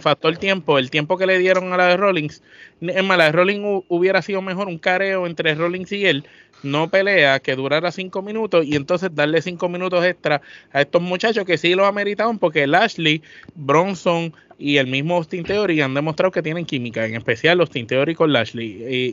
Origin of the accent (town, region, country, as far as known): Puerto Rico